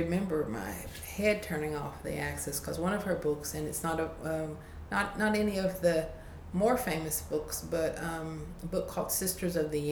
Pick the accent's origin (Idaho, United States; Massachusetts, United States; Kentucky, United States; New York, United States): Kentucky, United States; Casey County; accent: very rural, very twangy; I grew up on Indian Creek in Casey County.